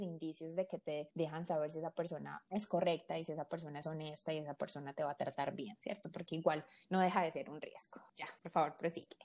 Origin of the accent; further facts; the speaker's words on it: Colombia; siendo colombiana